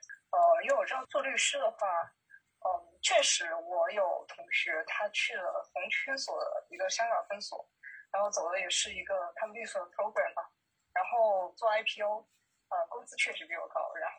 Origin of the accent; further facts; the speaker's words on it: Changchun, Jilin, China; also born or lived in Beijing; now in Changchun, China; 因为我老家是长春的，然后当时去了一线城市，